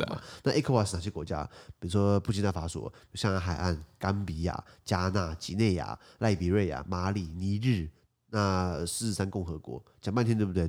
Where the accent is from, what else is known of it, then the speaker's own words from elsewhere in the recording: Taiwan; 我作为台湾人的一个信念